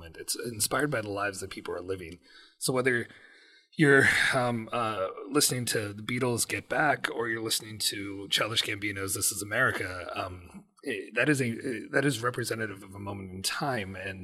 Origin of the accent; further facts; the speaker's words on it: United States; as a Pakistani American